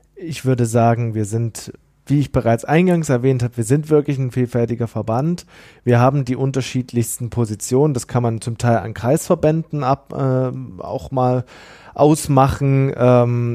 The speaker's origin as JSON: {"language": "German", "region": "East Germany", "country": "Germany", "said": "ich komme aus dem Osten Deutschlands"}